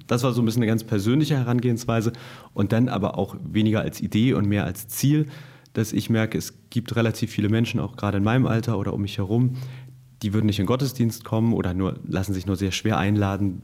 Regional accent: Hamburg, Germany; Auch aus Hamburg eigentlich aus dem Westen Hamburgs

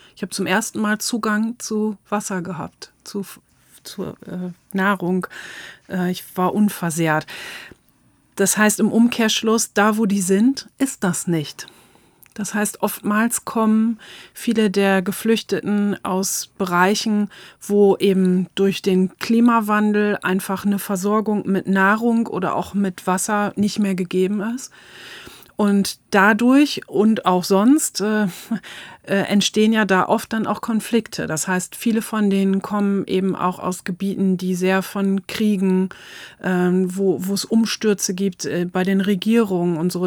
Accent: East Frisia, Lower Saxony, Germany; ich komme aus Ostfriesland

